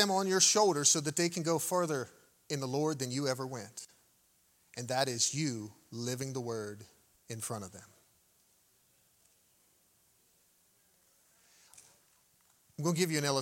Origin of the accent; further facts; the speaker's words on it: United States; Growing up in the United States of America